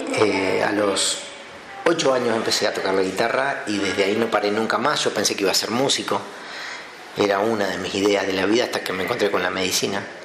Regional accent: Anguil, La Pampa, Argentina; moved away; mis amigos están en mi pueblo donde me quería que es Anguil

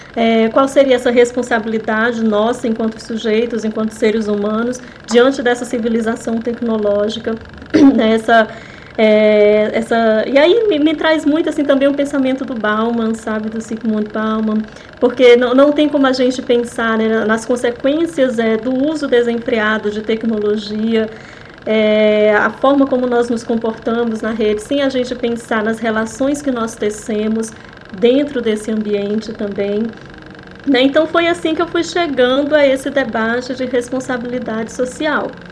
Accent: Fortaleza, Ceará, Brazil; moved away; Eu morava em Fortaleza, né? Eu sou de Fortaleza, eu sou do cearense.

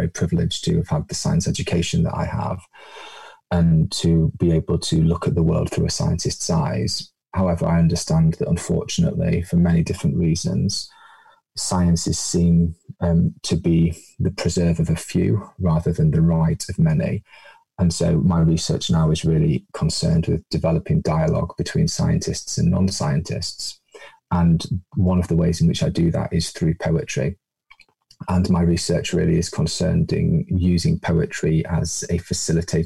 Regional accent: United Kingdom; accent: British; also born or lived in Japan; as you can probably tell from my accent, I am painfully British

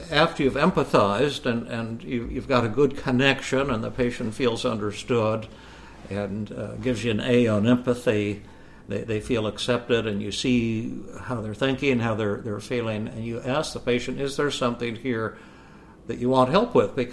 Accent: India; there is a conspiracy against me because I have long hair and dark skin and because I'm from India.

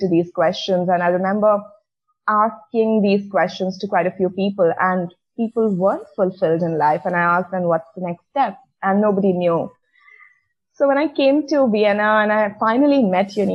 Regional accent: India; moved away as an adult; growing up in India in a conservative household

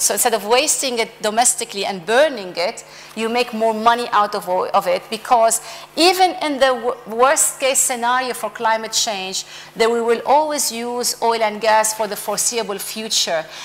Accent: Lebanon; I come from Lebanon

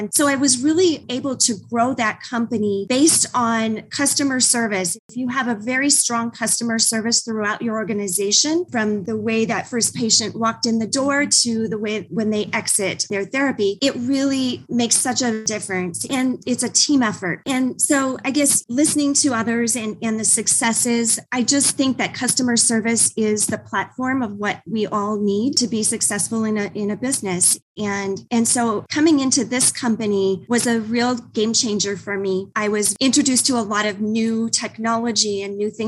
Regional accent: North Dakota, United States; I'm born and raised in North Dakota and went to school up there

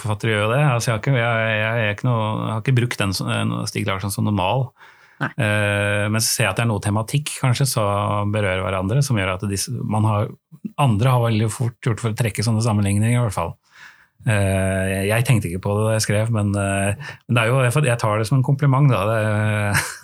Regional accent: Oslo, Norway; jeg er fra Oslo

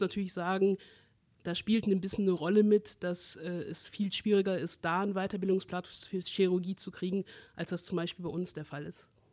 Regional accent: Aachen, North Rhine-Westphalia, Germany; ich bin ja aus Aachen

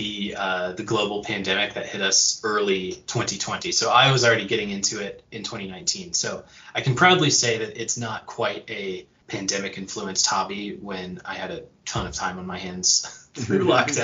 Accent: western United States, United States; now in Montana, United States; I hail from the western side of the United States. I'm here in Montana

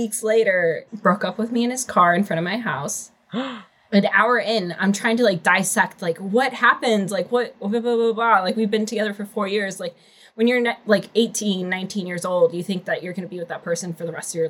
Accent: Chicago, Illinois, United States; I'm from Chicago, 25

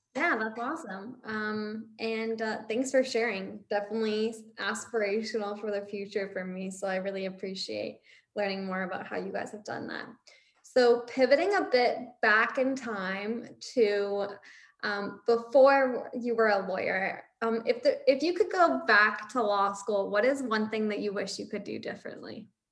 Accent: St. Catharines, Ontario, Canada; also born or lived in Windsor; I'm from Niagara, like I'm from St. Catharines.

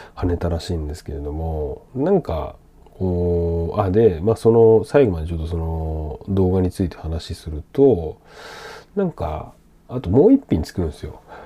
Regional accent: Sendai, Miyagi, Japan; moved away; 自分の実家仙台

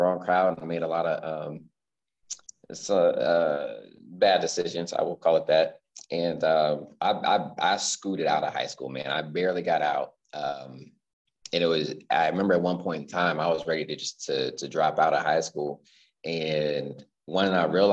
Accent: Central Virginia, United States; also born or lived in California; now in Richmond, United States; born in California. Okay. But essentially, I was raised in Central Virginia

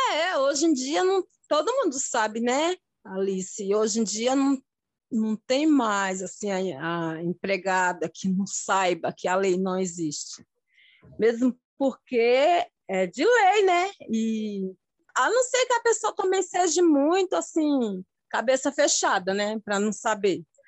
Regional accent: Itabuna, Bahia, Brazil; moved away as an adult; now in Taboão da Serra, Brazil; natural de da Bahia, Itabuna

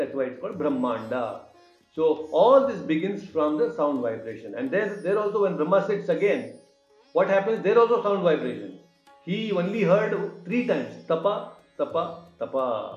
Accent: Hubli, Karnataka, India; Hubli, my hometown

